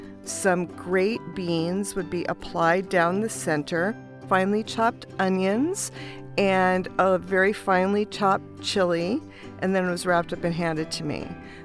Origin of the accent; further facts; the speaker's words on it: Los Angeles, California, United States; I grew up in Los Angeles, so my experience was formed by my Chicano friends whose mothers would make them burritos when we would come home from school.